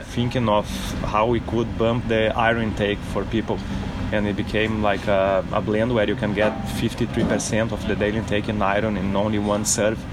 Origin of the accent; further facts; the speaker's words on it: Brazil; now in Australia; our country too, where we're from